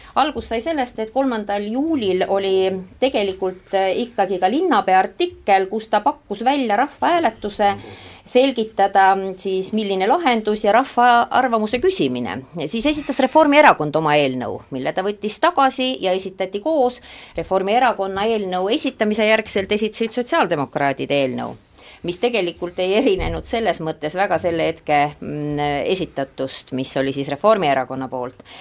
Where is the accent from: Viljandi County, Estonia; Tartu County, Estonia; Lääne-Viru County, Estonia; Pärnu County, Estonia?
Viljandi County, Estonia; Suure-Jaani; Suure-Jaani, minu sünnilinn